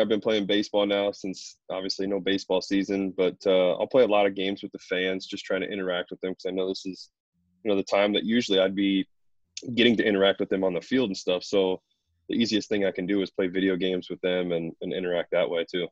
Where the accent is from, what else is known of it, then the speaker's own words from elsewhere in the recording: Columbus, Ohio, United States; I'm from Ohio, from Columbus